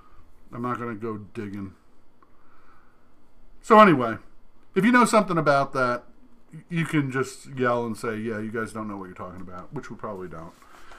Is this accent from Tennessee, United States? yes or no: no; New Jersey, United States; Remember, I grew up in New Jersey.